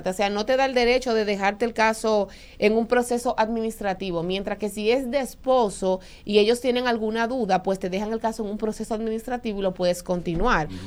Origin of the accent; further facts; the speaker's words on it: Jarabacoa, La Vega, Dominican Republic; yo me crié básicamente en Jarabacoa.